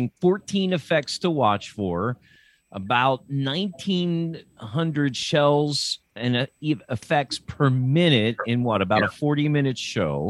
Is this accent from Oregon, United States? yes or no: no; Lancaster, Pennsylvania, United States; also born or lived in State College, Pennsylvania; I grew up in Lancaster, Pennsylvania